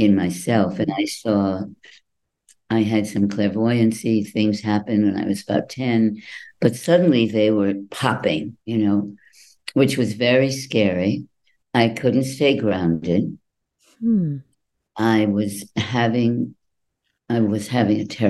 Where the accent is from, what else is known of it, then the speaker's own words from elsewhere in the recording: New England, United States; moved away; also born or lived in New York; I grew up in New England